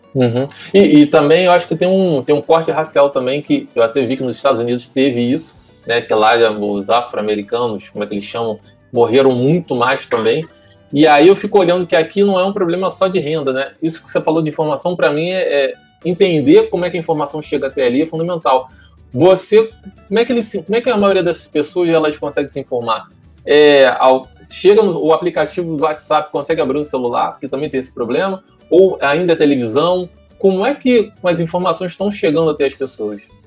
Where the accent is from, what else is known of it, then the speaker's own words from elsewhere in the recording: São Gonçalo, Rio de Janeiro, Brazil; sou, sou, criado aqui no, no Paraíso